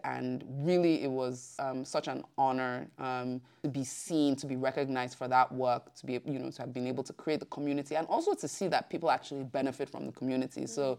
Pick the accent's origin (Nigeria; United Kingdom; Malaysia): Nigeria; Lagos; moved away as an adult; now in Brussels, Belgium; I moved from Lagos to Brussels, I think eight years ago. And one of the things, you know, that became very apparent to me, you know, coming from Lagos was